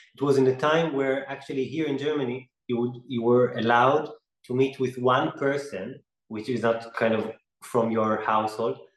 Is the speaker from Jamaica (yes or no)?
no; Israel; I grew up in the Middle East in, in Israel